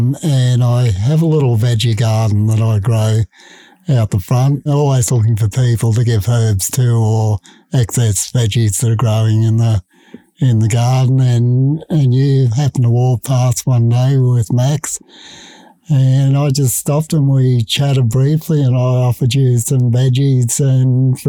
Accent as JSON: {"language": "English", "town": "Brisbane", "region": "Queensland", "country": "Australia", "tie": "born or raised there", "said": "we lived on a little peninsula that was five streets wide, at the beach on one side and the river on the other side."}